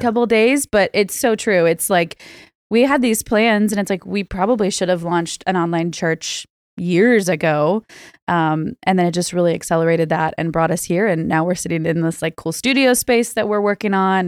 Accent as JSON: {"language": "English", "area": "Bay Area", "region": "California", "country": "United States", "tie": "born or raised there", "said": "I'm Bay Area born and raised."}